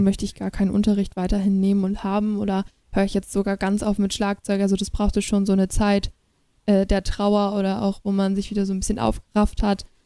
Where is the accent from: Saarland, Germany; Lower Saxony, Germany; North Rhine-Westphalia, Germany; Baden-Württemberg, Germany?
Lower Saxony, Germany; Schneverdingen; Und da bin ich auch so Krass. eingeboren oder mit aufgewachsen.